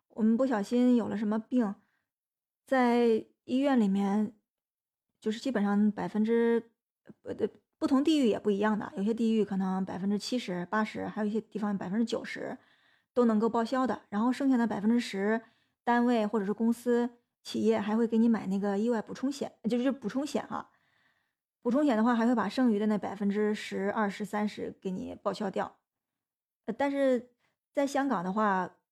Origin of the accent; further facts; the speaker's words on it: China; 就是在我们内地很多青年